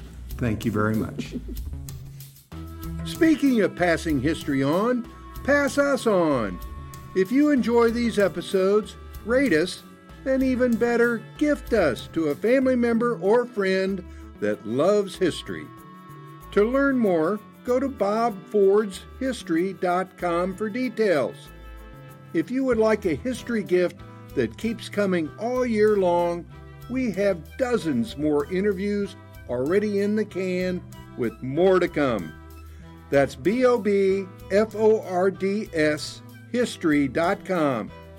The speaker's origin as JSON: {"language": "English", "town": "St. Joseph", "region": "Missouri", "country": "United States", "tie": "born or raised there", "said": "I needed to do this on St. Joseph, my hometown. Yes, I am a homeboy."}